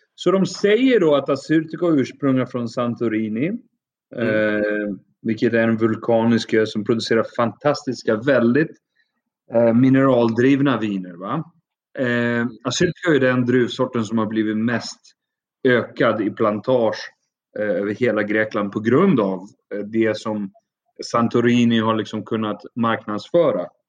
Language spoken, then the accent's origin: Swedish; Uppsala, Uppsala County, Sweden; moved away as an adult; also born or lived in Athens, Greece; now in Crete, Greece; Jag är född och uppvuxen i Sverige med en mamma som är svenska och pappa som är från Iran. Ja. Uh, född och uppvuxen i, i Uppsala.